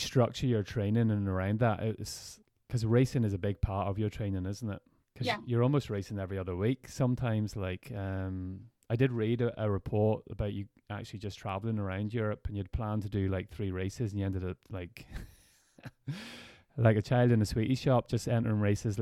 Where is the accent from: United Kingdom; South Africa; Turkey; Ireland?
Ireland; It's great being Irish in those positions, like, because we really, like, the people are so proud of what people do. And it gave everybody back home an excuse